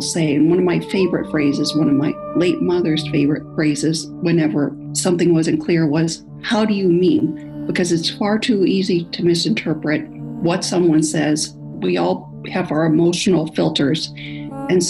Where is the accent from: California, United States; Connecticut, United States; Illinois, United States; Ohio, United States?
California, United States; I'm from California, USA.